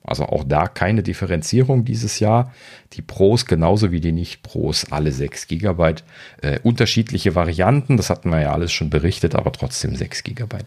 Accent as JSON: {"language": "German", "country": "Germany", "said": "als Deutsche"}